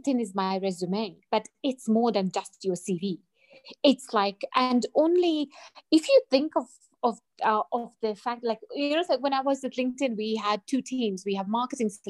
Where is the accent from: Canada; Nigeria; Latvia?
Latvia; moved away as an adult; now in Harare, Zimbabwe; I'm currently in Zimbabwe, but I'm originally from Latvia, Eastern Europe, like a tiny, tiny country.